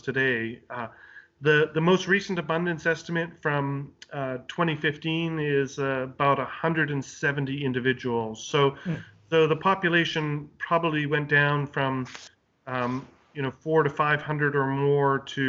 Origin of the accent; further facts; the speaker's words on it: Canada; moved away as an adult; now in United States; So I'm Canadian originally. I'm born and raised in Canada and worked in both Eastern and Western Canada for a long time.